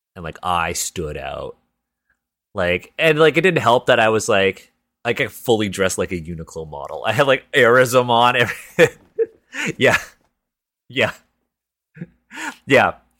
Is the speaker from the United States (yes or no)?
no; Toronto, Ontario, Canada; first language English; I was born and raised in Toronto. Um, English is my first language.